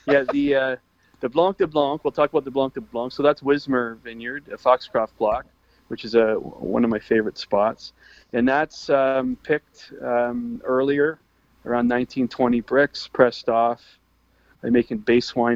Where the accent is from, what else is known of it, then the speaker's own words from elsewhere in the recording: Canada; we're Canadian